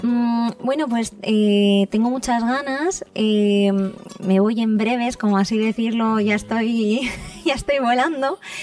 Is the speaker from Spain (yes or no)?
yes; Spain; Los que somos españoles